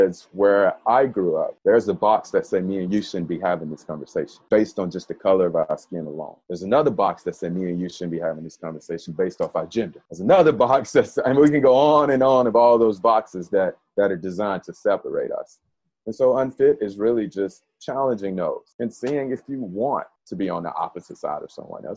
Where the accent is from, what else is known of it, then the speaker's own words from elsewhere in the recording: Birmingham, Alabama, United States; moved away; It was a weird feeling growing up in Birmingham, because it was all I knew